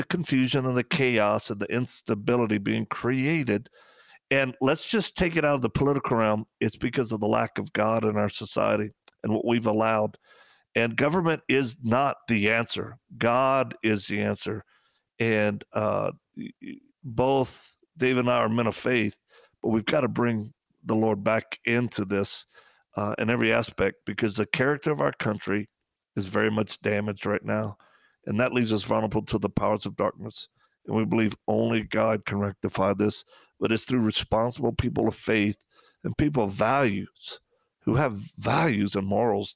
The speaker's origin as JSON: {"language": "English", "region": "Louisiana", "country": "United States", "said": "we're from Louisiana."}